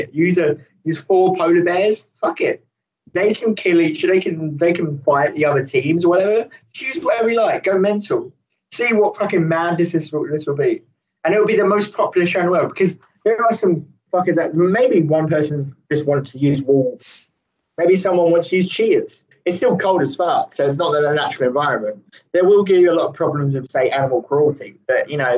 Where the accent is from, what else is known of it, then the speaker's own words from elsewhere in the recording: England, United Kingdom; We're English.